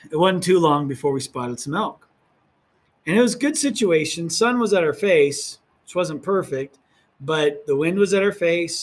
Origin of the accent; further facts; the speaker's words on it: Oregon, United States; now in New Mexico, United States; where I grew up in Oregon